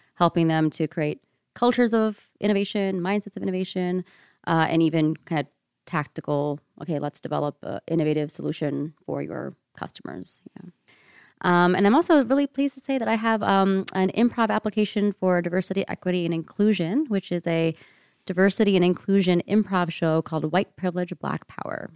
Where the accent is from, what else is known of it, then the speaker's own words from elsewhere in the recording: rural Ohio, United States; moved away as an adult; now in Seattle, United States; I grew up in rural Ohio, child, daughter of, um, Indian immigrants. Um, spent my entire eighteen years growing up there in one place.